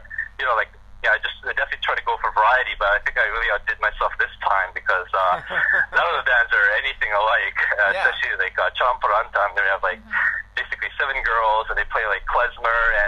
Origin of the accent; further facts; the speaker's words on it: Vancouver, British Columbia, Canada; now in Toronto, Canada; Vancouver, my hometown.